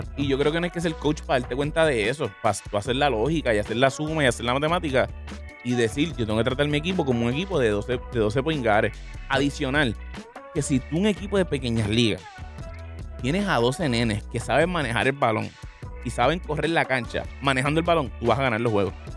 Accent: Puerto Rico; Nuestra fisionomía como puertorriqueño es medir 6-3

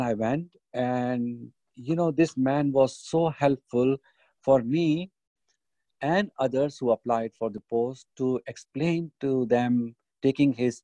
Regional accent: Pakistan; now in United Kingdom; me as a Pakistani, British Pakistani

